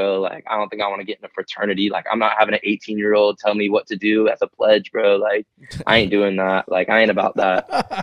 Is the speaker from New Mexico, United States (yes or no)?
no; Lakeland, Florida, United States; growing up in Polk County, Lakeland